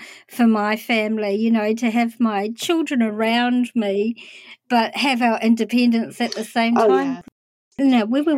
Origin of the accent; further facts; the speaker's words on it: Palmerston North, Manawatū-Whanganui, New Zealand; I lived in a town called Palmerston North as a kid